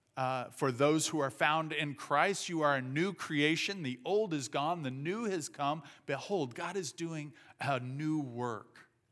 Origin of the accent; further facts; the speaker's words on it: southern Indiana, United States; moved away; I grew up in southern Indiana. Uh, we speak a different language down there.